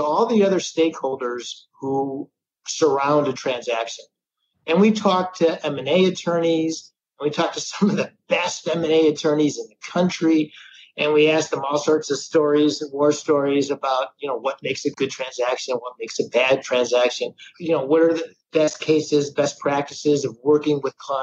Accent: Midwest, United States; we're from the Midwest.

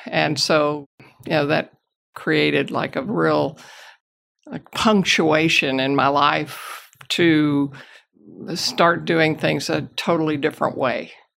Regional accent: Houston, Texas, United States; I'm a native Houstonian. I grew up in River Oaks and Montrose area.

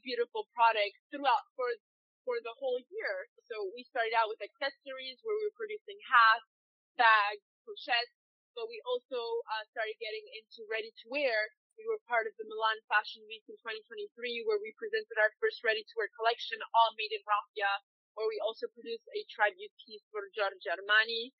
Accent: Madagascar; I grew up in Madagascar, but my back, I'm multicultural

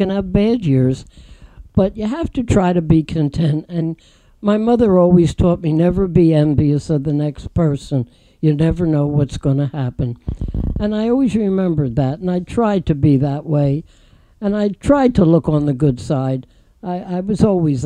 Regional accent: Philadelphia, Pennsylvania, United States; moved away; I'm from Philadelphia

